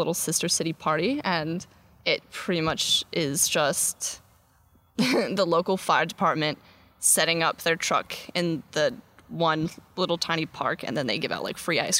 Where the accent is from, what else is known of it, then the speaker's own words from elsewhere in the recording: Boring, Oregon, United States; moved away as an adult; now in Australia; I'm from Oregon, and I was explaining earlier that the city I was born and raised in is actually called Boring.